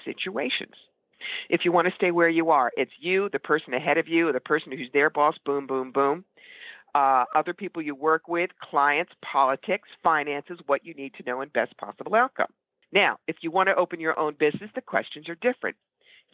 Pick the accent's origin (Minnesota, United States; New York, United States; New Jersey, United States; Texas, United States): New York, United States; I'm a New Yorker